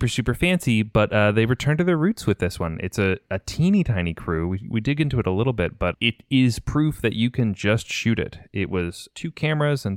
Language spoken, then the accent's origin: English; Sacramento, California, United States; now in Los Angeles, United States; my hometown, right? Sacramento